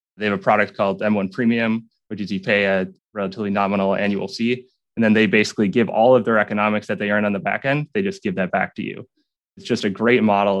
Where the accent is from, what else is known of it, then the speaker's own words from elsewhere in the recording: southern Minnesota, United States; I grew up southern Minnesota on a farm, farm that's been in my family for eight generations now.